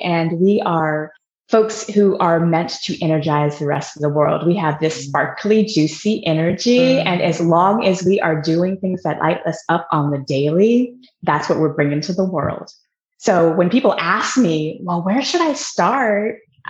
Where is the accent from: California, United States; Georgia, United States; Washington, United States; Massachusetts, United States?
Washington, United States; Seattle; Seattle, Washington.